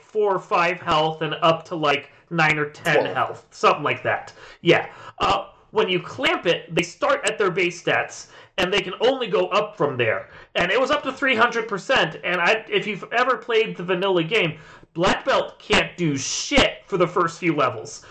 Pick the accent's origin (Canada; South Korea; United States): United States; Virginia; now in Indiana, United States; I'm from Virginia